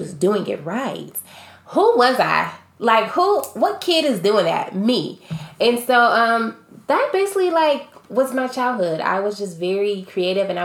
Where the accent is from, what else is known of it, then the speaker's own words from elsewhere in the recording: Akron, Ohio, United States; I grew up in Akron, Ohio